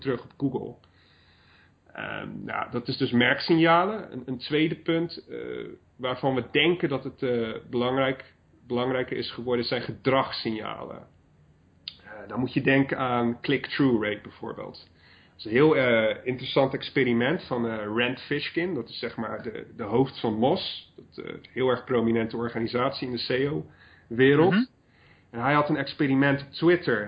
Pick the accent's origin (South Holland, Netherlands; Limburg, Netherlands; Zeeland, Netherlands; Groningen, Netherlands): South Holland, Netherlands; Brielle; moved away as an adult; Brielen is gewoon waar ik vandaan kom. Ik heb daar de eerste twee decennia van mijn leven doorgebracht